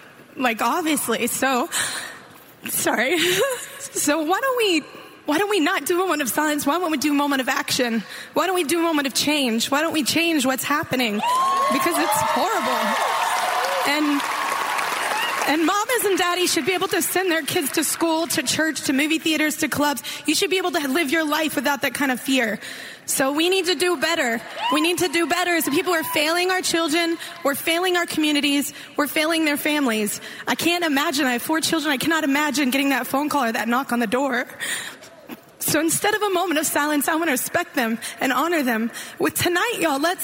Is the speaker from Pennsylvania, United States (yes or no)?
no; Texas, United States; I'm a Texas girl, and my home state